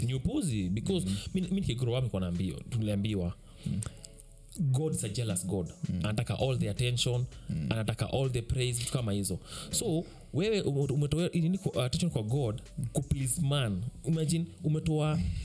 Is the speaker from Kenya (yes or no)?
yes; Kenya; mimi kama mkenya